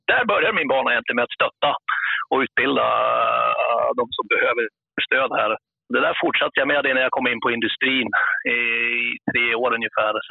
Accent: Jämtland, Sweden; Just nu sitter jag uppe i Jämtland, det är mina hemtrakter, kommer från Jämtland.

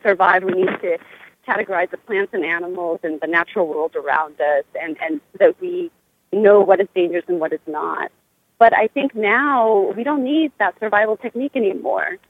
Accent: Cambodia; moved away; Cambodia will always be, you know, part of me because that's where I come from. That's my homeland. That's my home country.

